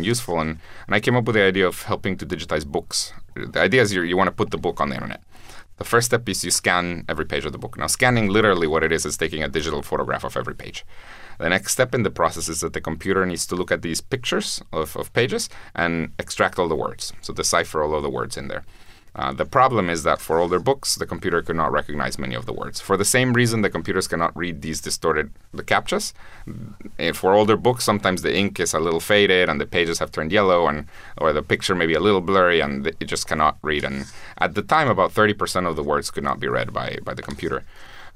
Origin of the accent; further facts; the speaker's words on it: Guatemala; I'm from Guatemala, which is a very poor country